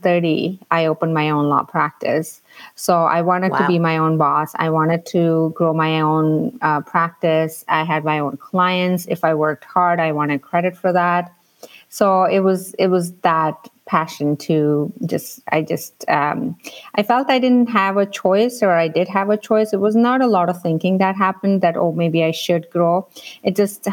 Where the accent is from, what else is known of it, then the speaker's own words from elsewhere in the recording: India; moved away as an adult; now in Canada; I grew up in India, so I think my upbringing was slightly different.